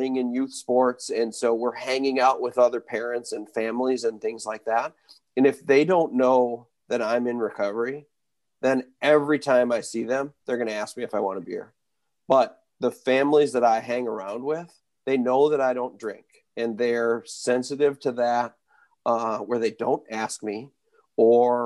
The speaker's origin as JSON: {"language": "English", "region": "Wisconsin", "country": "United States", "tie": "born or raised there", "said": "I grew up in Wisconsin"}